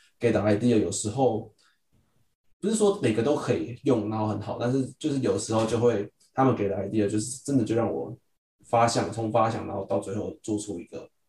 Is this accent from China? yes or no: no; Taiwan; now in United States; 我们在就是从台湾来到美国，然后需要分组跟团队合作的时候